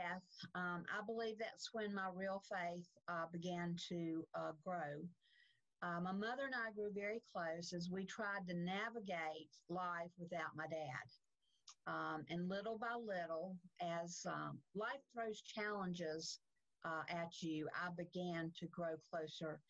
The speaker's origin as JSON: {"language": "English", "town": "Salisbury", "region": "North Carolina", "country": "United States", "tie": "born or raised there", "moved": "yes", "lives_now": "Charlotte, United States", "said": "I grew up in Salisbury, just north of Charlotte, but I've been in Charlotte since 1972"}